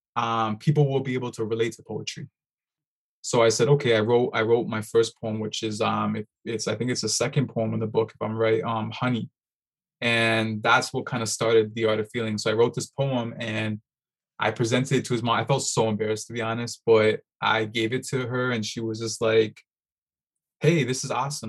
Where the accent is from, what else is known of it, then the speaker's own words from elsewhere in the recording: Toronto, Ontario, Canada; born and raised in Toronto